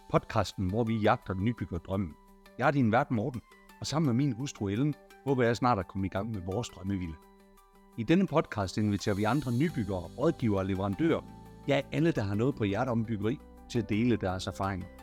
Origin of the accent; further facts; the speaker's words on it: France; Danish is a second language; moved away as an adult; also born or lived in London / Rotterdam; now in Copenhagen, Denmark; jeg er franskmand. Jeg har boet i Danmark